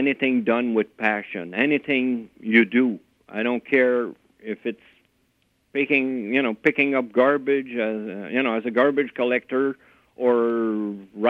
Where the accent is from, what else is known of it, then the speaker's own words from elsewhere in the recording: Montreal, Quebec, Canada; moved away as an adult; now in Ontario, Canada; I grew up in Montreal